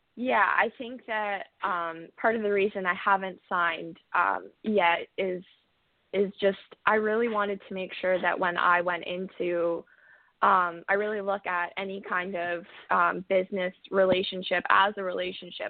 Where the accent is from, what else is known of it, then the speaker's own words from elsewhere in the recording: Cambridge, Ontario, Canada; moved away as an adult; also born or lived in Kamloops, British Columbia, Canada; now in Nashville, United States; I moved to Ontario, um, Cambridge originally when I was about seven, and I grew up there most of my life